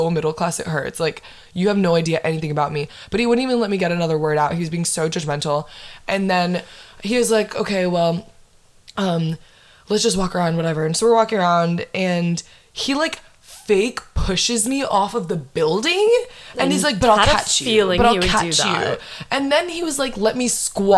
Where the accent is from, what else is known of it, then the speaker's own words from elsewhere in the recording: Windermere, Florida, United States; I'm from Windermere